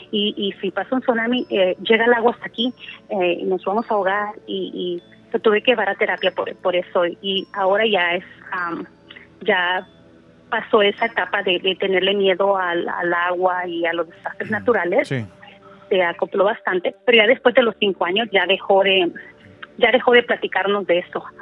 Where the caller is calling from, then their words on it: California, United States; Yo hablo de California.